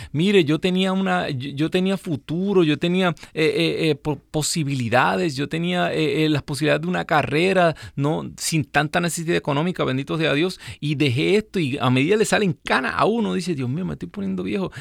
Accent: Puerto Rico; moved away; mi gente linda allá en mi isla

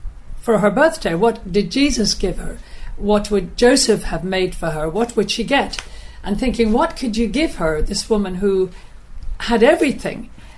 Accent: Ireland; moved away as an adult; now in Walsingham, England; And I've lived there for over 40 years. So pilgrimages were nothing new to me. I've seen the pilgrims come and go. And I'm Irish. I'm an Irish grandmother with 10 grandchildren. And I live very close to the Shrine of Our Lady of Knock in Ireland.

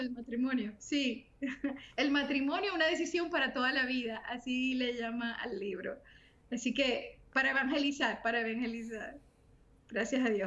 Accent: Santo Domingo, Distrito Nacional, Dominican Republic; also born or lived in Santiago de los Caballeros, Dominican Republic / Miami, United States; now in North Carolina, United States; Soy dominicana, eh, nacida en Santiago de los Caballeros, toda mi familia somos dominicanos

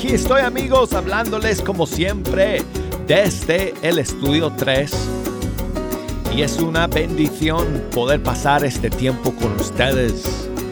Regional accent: United States; aquí en mi país, aquí en Estados Unidos

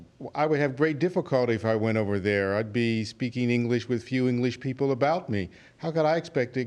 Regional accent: Leeds, Alabama, United States; I'm from Leeds, Alabama.

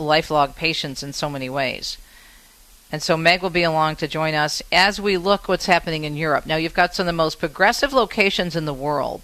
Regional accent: Michigan, United States; my home state

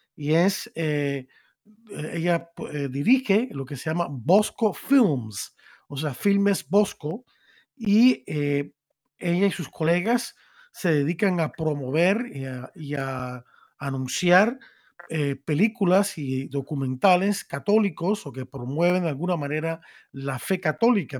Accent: Cuba; now in Miami, United States; Como soy de Cuba

